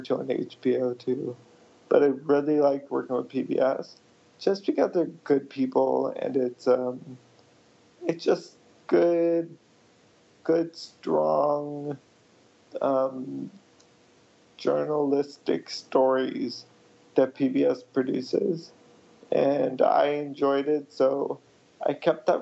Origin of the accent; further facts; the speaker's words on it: United States; I'm from India, but I was born in the U.S.